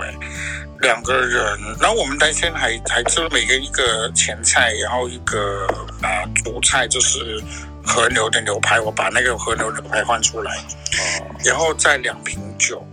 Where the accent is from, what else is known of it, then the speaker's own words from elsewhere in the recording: Hong Kong; now in Melbourne, Australia; 因为我本身就是个香港人，哇。我是香港girl